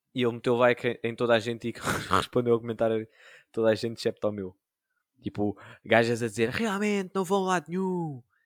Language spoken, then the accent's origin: Portuguese; Sintra, Lisbon, Portugal; sou de Sintra